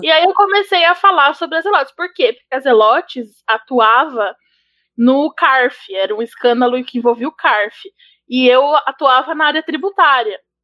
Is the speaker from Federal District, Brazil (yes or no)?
no; São Paulo, Brazil; eu sou de Pirituba